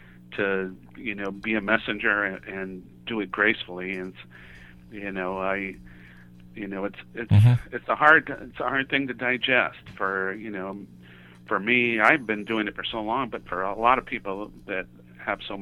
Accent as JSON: {"language": "English", "town": "Santa Monica", "region": "California", "country": "United States", "also_born_or_lived": "Aptos, California", "said": "we're both from Santa Monica, California"}